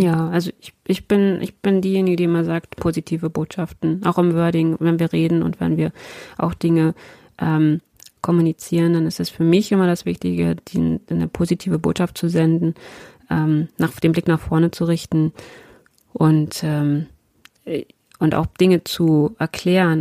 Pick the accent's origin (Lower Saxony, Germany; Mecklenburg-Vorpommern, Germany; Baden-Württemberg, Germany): Lower Saxony, Germany; Ich als Niedersächsin